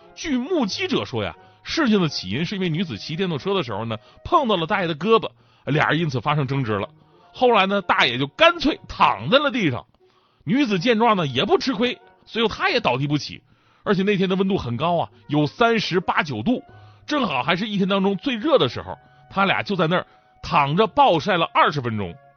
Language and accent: Chinese; Northeast China, China; 作为一个东北人呐